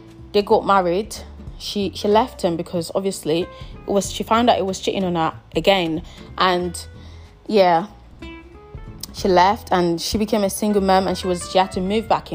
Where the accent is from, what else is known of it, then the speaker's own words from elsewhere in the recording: Nigeria; I'm Nigerian